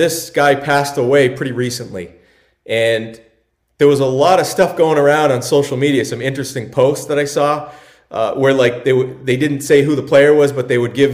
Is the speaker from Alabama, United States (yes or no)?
no; Cape Cod, Massachusetts, United States; we grew up on Cape Cod.